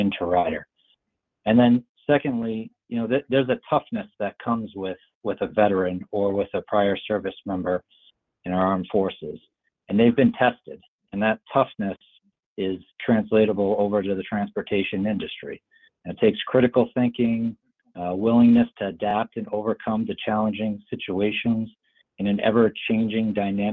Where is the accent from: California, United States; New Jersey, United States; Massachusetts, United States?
Massachusetts, United States; I grew up in the Massachusetts area